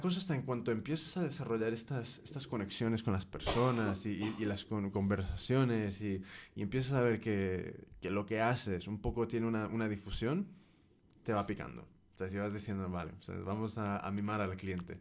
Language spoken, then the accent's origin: Spanish; United States; yo soy de Estados Unidos, pero toda mi familia es mexicana